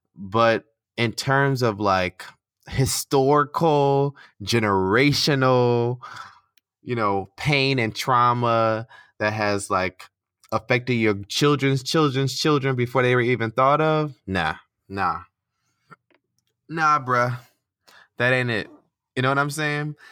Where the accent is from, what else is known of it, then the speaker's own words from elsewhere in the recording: United States; moved away as an adult; now in Qatar; I'm American